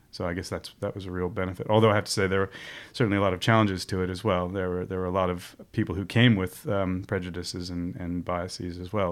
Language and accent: English; Montclair, New Jersey, United States; I come originally from the East Coast of the U S, from, uh, a place called Montclair, New Jersey, um, where I was born and raised